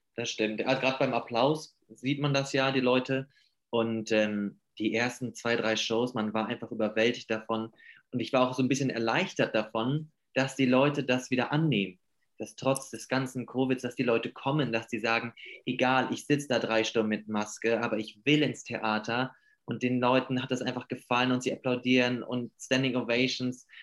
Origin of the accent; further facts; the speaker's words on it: Hamburg, Germany; now in Stuttgart, Germany; ich komme aus Hamburg und bin momentan in Stuttgart